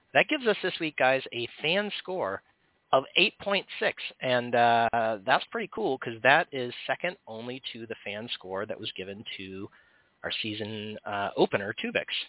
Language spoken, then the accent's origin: English; Oregon, United States; from my home state of Oregon